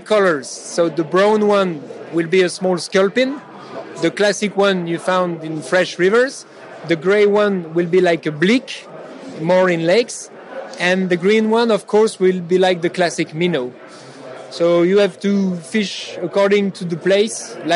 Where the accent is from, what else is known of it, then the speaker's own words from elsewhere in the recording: France; I'm from France